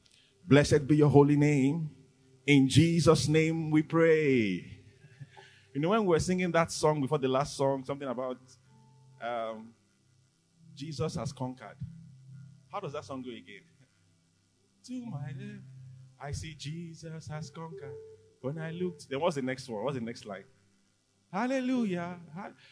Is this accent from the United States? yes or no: no; Lekki, Lagos, Nigeria; Is it because I'm from Lekki?